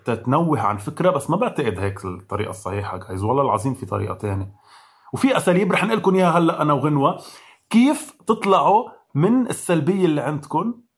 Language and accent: Arabic; Lebanon; مش بس كلبنانية كعرب